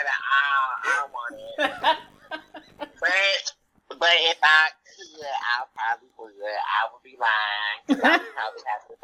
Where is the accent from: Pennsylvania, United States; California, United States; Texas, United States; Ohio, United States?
Ohio, United States; Dayton; born and raised here